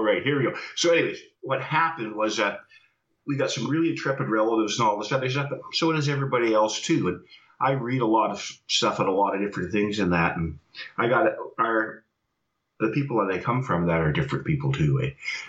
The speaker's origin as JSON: {"language": "English", "country": "Iceland", "accent": "Icelandic", "said": "But I'll try to speak with my Icelandic accent."}